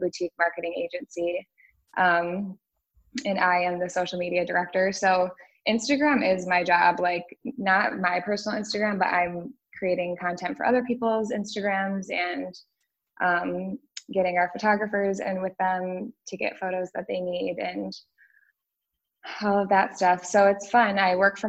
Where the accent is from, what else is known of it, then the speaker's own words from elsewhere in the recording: West Michigan, United States; moved away as an adult; now in Austin, United States; we're both from West Michigan.